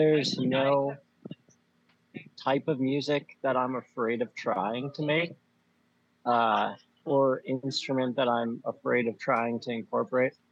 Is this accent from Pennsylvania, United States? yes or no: yes; Bethlehem, Pennsylvania, United States; moved away as an adult; now in Philadelphia, United States; I'm from Bethlehem.